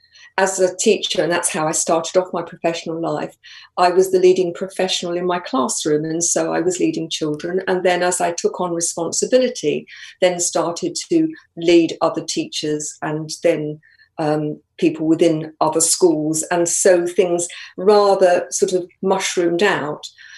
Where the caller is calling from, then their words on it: Colchester, East of England, United Kingdom; Live just north of Colchester, so not too far.